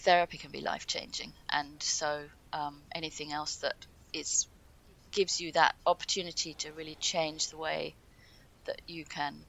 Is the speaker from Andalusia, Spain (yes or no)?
no; Ibiza, Balearic Islands, Spain; I grew up in Ibiza